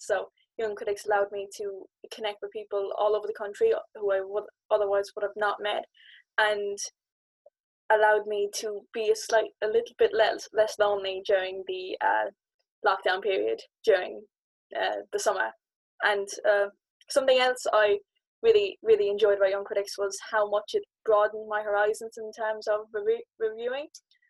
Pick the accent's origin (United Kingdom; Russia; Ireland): Ireland; Munster; from Free Radicals Youth Theatre, and I'm currently based in Kerry. I'm going to talk a little bit about, since I'm from Kerry, I'm living in Southwest Kerry, I'm incredibly rural